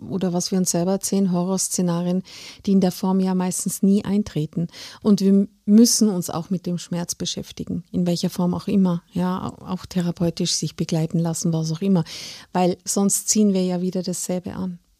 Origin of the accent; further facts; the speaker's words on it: Salzburg, Austria; now in Germany; Ich, ich bin Salzburgerin